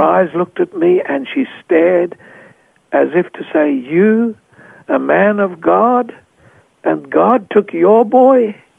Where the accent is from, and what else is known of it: Australia; moved away as an adult; also born or lived in Papua New Guinea